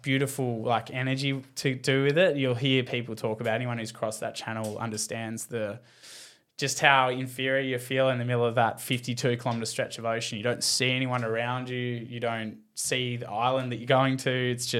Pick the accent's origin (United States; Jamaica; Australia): Australia; Tasmania; Because I was from Tassie, they kind of knew you.